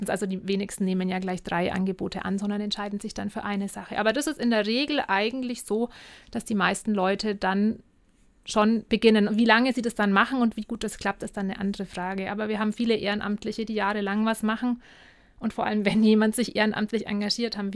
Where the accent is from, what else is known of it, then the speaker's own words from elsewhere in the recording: Penzberg, Bavaria, Germany; Ich komme aus Penzberg, da gibt es zum Beispiel keine Freiwilligenagentur